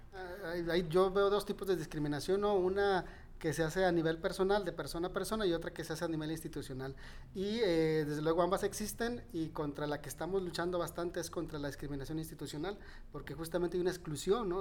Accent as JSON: {"language": "Spanish", "region": "Nayarit", "country": "Mexico", "said": "siempre me he visto en Nayarit, siempre me he visto, mm, aquí me veo todavía, o sea, no, mm, se me hace difícil despegarme de, mi tierra"}